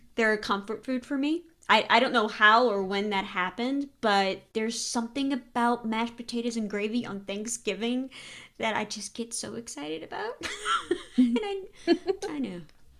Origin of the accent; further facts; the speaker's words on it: Louisiana, United States; Yeah, growing up in Louisiana, no. There's always gravy.